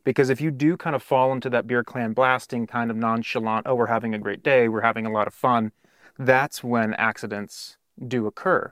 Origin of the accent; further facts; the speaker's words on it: California, United States; moved away as an adult; also born or lived in Arizona; I was from California